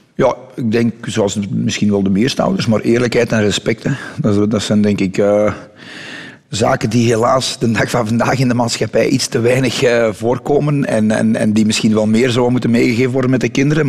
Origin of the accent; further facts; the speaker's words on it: Dessel, Flanders, Belgium; also born or lived in Mol; ben ik daar op de grens tussen Dessel en Molpostel. In een van de meest bosrijke omgevingen van België nog, denk ik. Of van Vlaanderen toch in ieder geval.